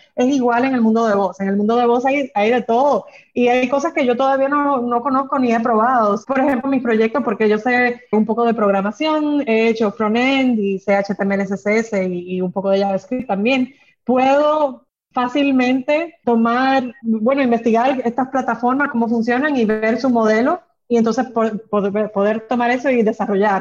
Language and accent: Spanish; Dominican Republic; moved away as an adult; also born or lived in London; Yo soy dominicana, he vivido mi vida entera acá, pero he estudiado fuera